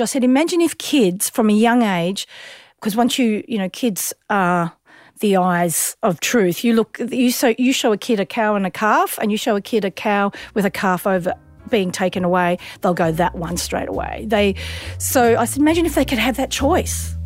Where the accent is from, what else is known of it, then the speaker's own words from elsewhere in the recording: Sunbury, Victoria, Australia; we grew up in Sunbury